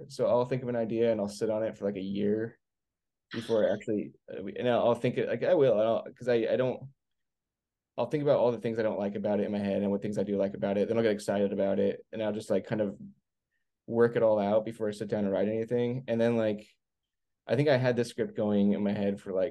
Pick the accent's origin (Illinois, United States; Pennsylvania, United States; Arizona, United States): Arizona, United States; also born or lived in Los Angeles / Virginia; now in outside Washington DC, United States; I grew up in Arizona